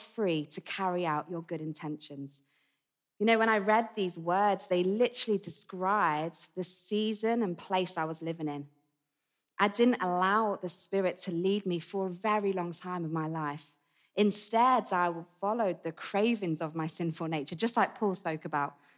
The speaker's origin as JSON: {"language": "English", "area": "Essex", "region": "East of England", "country": "United Kingdom", "tie": "born or raised there", "accent": "Essex", "moved": "yes", "said": "It's an Essex accent."}